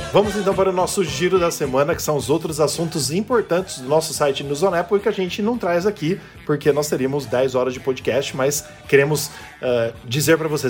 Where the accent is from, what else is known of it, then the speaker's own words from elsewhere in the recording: Brazil; somos brasileiros e moramos no Brasil